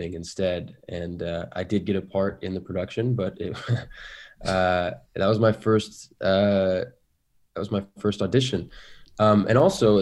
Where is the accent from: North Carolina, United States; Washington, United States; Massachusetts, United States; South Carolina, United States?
Washington, United States; Seattle; I grew up in Seattle